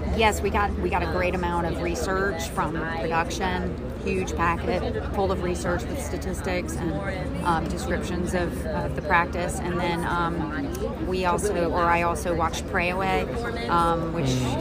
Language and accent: English; Georgia, United States; moved away; my home state, Georgia